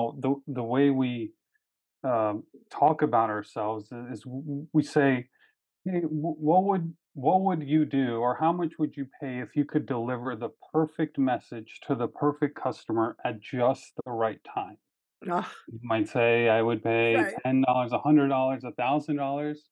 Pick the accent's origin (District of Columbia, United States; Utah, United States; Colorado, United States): District of Columbia, United States; Washington; I grew up in Washington, D.C. area.